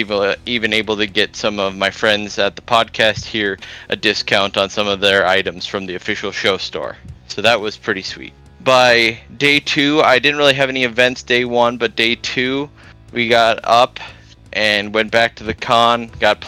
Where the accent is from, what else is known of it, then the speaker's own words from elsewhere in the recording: Grand Forks, North Dakota, United States; I'm from Grand Forks, North Dakota